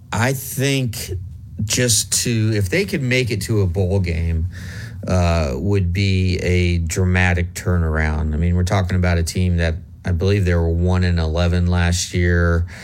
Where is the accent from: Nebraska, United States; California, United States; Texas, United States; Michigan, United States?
Nebraska, United States; I grew up in Nebraska and it's not far from Boulder.